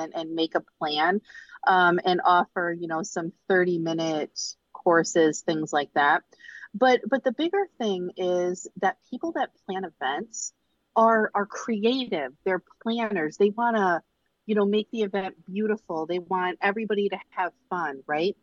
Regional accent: Michigan, United States; moved away as an adult; now in Chicago, United States; Born and raised in Michigan

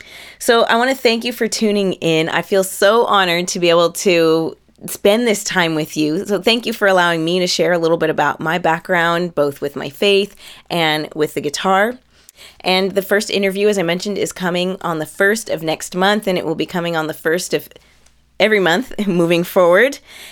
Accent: Canada; Because I am Canadian.

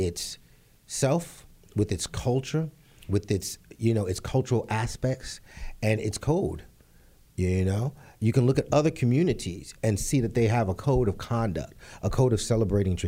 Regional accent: New York City, New York, United States; also born or lived in Harlem / Los Angeles; being born and raised and growing up in the Bronx, 180th and Southern Boulevard.

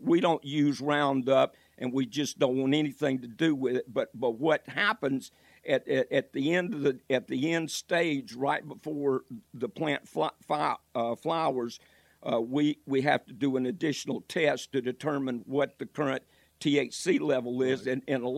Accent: Georgia, United States; also born or lived in Michigan; now in North Carolina, United States; when I came to North Carolina, I moved down here originally from Georgia. I lived in Michigan.

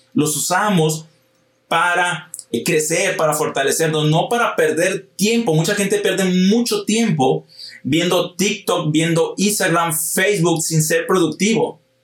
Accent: Hermosillo, Sonora, Mexico; yo soy de Hermosillo, Sonora

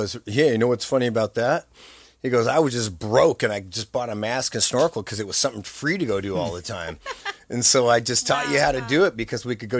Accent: California, United States; being born and raised in California, I woke up and I said, holy crap. I was born in paradise.

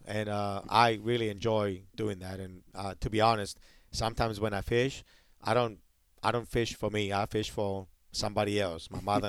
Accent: Hawaii, United States; But when I came from Hawaii and I started, like, getting used to being down here

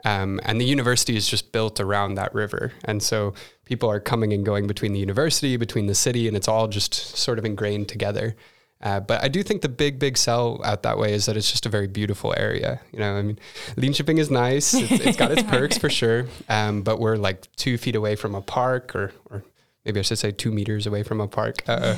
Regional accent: United States; moved away as an adult; now in Norrköping, Sweden; From the United States.

